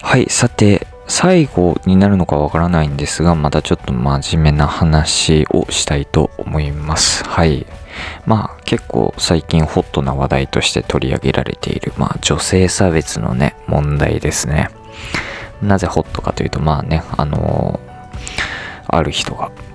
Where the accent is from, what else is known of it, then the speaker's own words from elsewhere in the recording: United States; 僕はねアメリカで育ったので